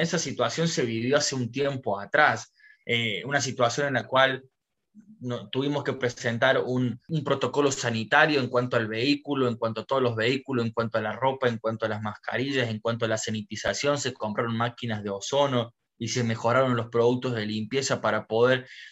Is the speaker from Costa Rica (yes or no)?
no; Córdoba, Argentina; moved away as an adult; now in Orlando, United States; Originalmente soy de Córdoba, Argentina